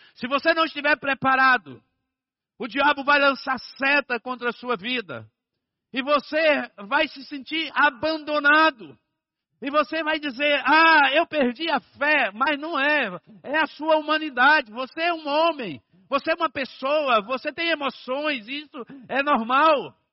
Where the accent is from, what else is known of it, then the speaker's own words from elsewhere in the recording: Bahia, Brazil; eu sou baiano